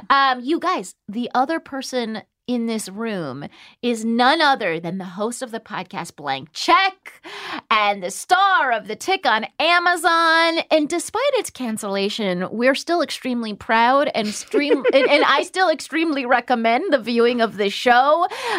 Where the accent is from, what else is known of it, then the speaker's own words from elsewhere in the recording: Palm Springs, California, United States; moved away; I'm from Palm Springs.